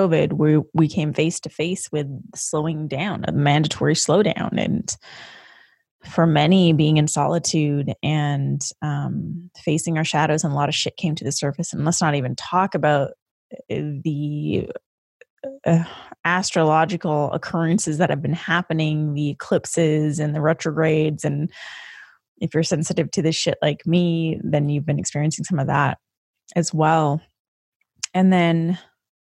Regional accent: Canada; now in United States; as a Canadian, I experienced a different type of history lesson in Canada

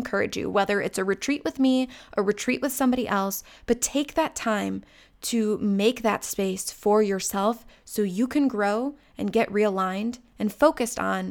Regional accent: Chagrin Falls, Ohio, United States; my hometown of Chagrin Falls, Ohio

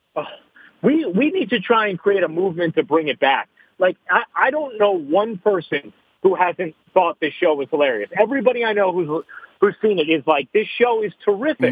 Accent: New York City, New York, United States; as a New Yorker

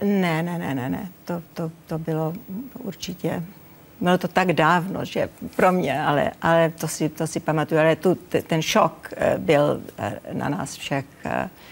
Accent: Czechia; moved away; also born or lived in United States; neuškodilo, že jsem Češka

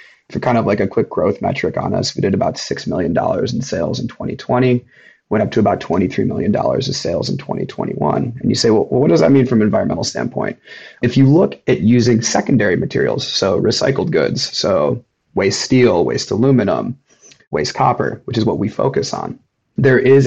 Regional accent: Chicago, Illinois, United States; since I was a child growing up in Chicago

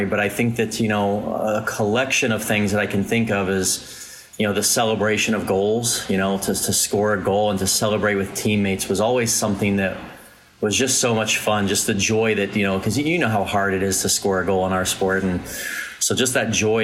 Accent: Fort Myers, Florida, United States; I grew up in Fort Myers, Florida, not really a hotbed of soccer talent

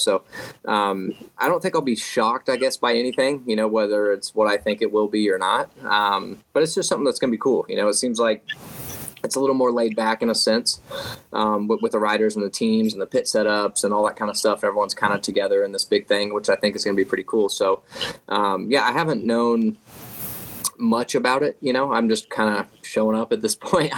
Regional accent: Oklahoma, United States; I'm from Oklahoma

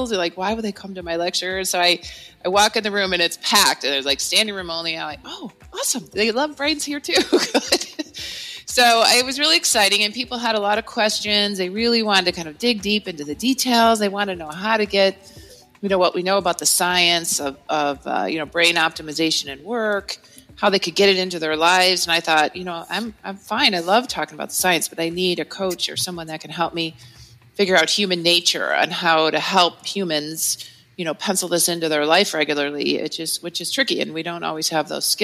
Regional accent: Cleveland, Ohio, United States; we're from Cleveland, Ohio

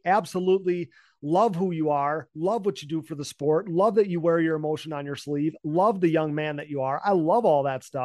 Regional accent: United States

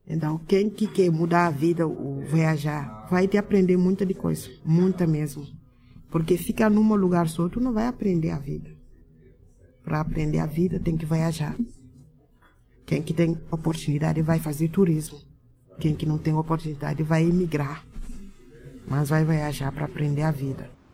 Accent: Dakar, Senegal; Portuguese is a second language; moved away as an adult; now in Caxias do Sul, Brazil; No Senegal, eu morava na capital, no Dakar. Eu nasci no Dakar mesmo. Eu sou. Eu sou do Dakar. Eu fiz minha escolaridade lá, até a universidade

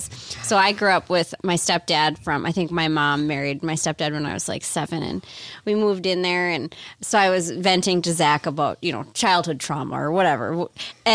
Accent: Northern Midwest, United States; accent: Northern Midwest; Northern Midwest

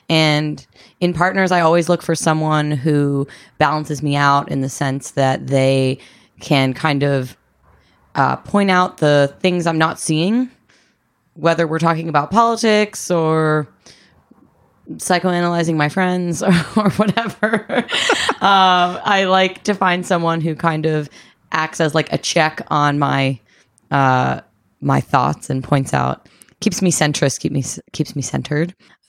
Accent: East Coast, United States; I'm from the East Coast.

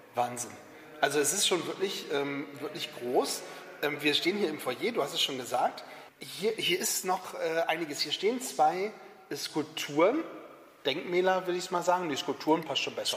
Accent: the North, Northern Germany, Germany; bei uns im Norden

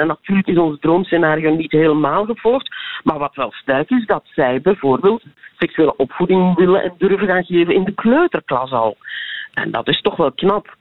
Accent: Belgium; wij zitten als Belgen

